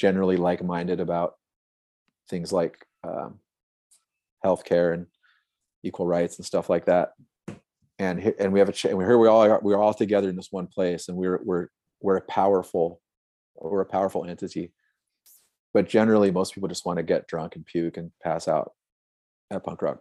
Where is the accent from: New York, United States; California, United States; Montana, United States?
California, United States; Santa Cruz; I'm from Santa Cruz, which has always been like a super liberal hippie kind of town